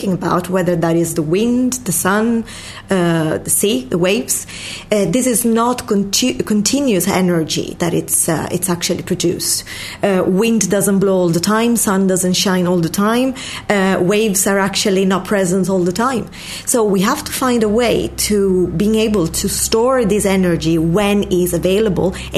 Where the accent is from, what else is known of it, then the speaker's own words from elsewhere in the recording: Sicily, Italy; moved away as an adult; also born or lived in Oxford, United Kingdom; now in Dublin, Ireland; I'm Italian from Sicily, a little Ireland in the south of Italy. I graduated there in chemistry